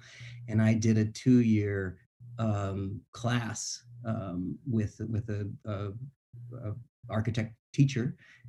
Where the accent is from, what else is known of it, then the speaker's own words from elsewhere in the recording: Florida, United States; also born or lived in Boston, United States; My family's from New England. I was born in Boston. And when I was young, my dad was in the Army. We moved around a lot, and I moved, ended up at a pretty young age down in Florida.